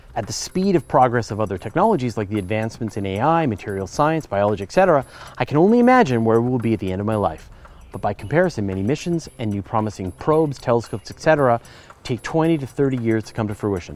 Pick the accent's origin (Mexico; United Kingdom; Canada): Canada; accent: Canadian; I'm Canadian. We, I know we sort of sound like Americans, but we have a few distinct differences